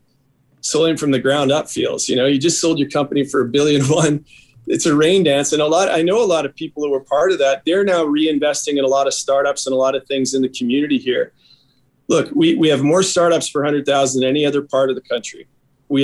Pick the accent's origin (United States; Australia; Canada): Canada; Lethbridge, Alberta; I grew up in Lethbridge